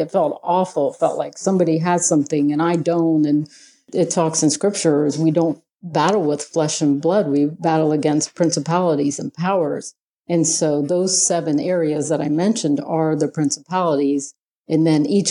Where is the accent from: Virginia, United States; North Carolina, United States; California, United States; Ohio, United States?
Ohio, United States; I'm from Ohio